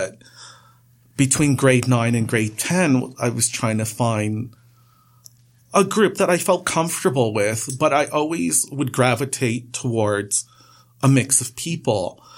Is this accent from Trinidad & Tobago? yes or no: yes; Trinidad & Tobago; now in Canada; I'm not from Pakistan. I'm from Trinidad. And you know, it's just prejudging as well. You know, Trinidad is such a mix of cultures and ethnic backgrounds all meshed together.